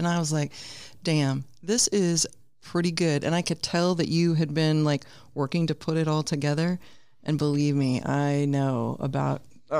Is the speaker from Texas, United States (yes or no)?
no; South Carolina, United States; moved away as an adult; also born or lived in Washington, D.C. / Boulder, Colorado; now in Los Angeles, United States; I was born and raised in South Carolina.